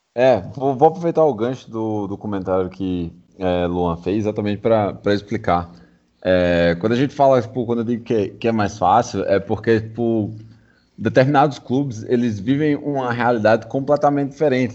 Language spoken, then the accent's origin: Portuguese; Paraíba, Brazil; o cenário em qual eu cresci era completamente diferente. Eu sou paraibano.